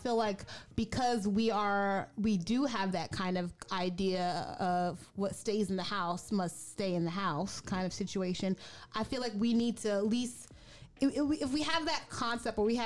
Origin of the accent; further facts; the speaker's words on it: United States; I was raised in America, but I was literally raised in little Caribbean town